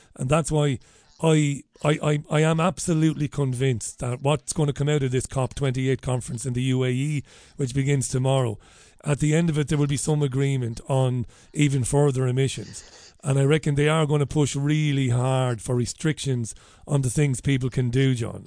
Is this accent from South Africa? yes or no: no; Ireland; we're Irish